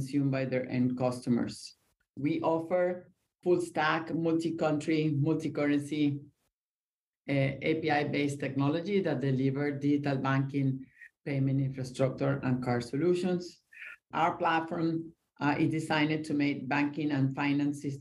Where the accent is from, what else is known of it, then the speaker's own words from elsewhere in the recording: Venezuela; now in Miami, United States; I grew up in Venezuela